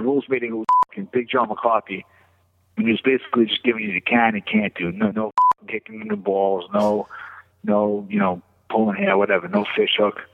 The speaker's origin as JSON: {"language": "English", "region": "New York", "country": "United States", "said": "I was from New York."}